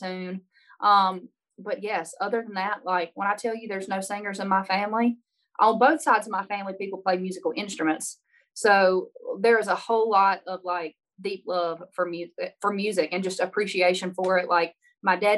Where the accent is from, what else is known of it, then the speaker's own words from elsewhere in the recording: Baskin, Louisiana, United States; moved away as an adult; now in Nashville, United States; I'm from Northeast Louisiana, a little town of 300 people, 299 after I left.